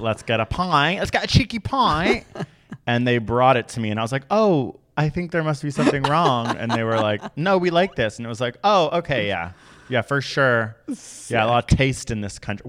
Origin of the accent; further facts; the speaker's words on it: Canada; also born or lived in Toronto; we're Canadian